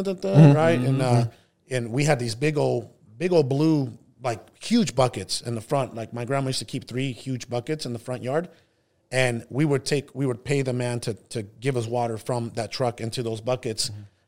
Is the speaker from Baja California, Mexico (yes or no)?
no; Hermosillo, Sonora, Mexico; born there; I was actually born in Mexico. I was born in Hermosillo, Sonora, which is the capital of a northern state in Mexico, Sonora.